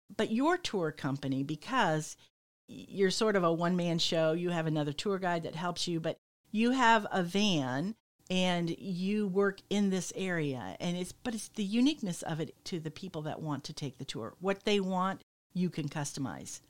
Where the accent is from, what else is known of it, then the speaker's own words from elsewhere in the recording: Michigan, United States; moved away; I come from Michigan where it's, it's flat as a pancake